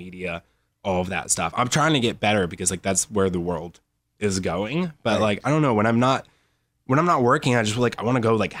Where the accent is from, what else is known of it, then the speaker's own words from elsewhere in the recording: Phenix City, Alabama, United States; also born or lived in Los Angeles; I'm actually from like, if I had to pick a place, I'd say Phoenix City, Alabama, which is like a little tiny nowhere town.